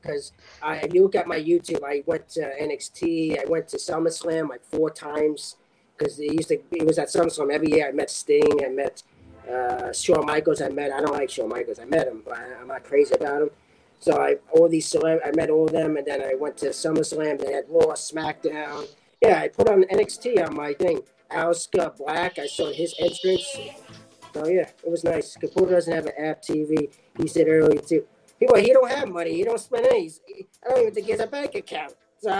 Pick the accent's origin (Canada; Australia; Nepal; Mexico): Mexico; I'm from Mexico. Lucha Libre.